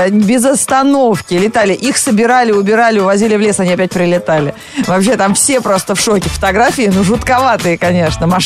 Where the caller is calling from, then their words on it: Moscow, Russia; Я из Москвы, да, еще пока не отключили.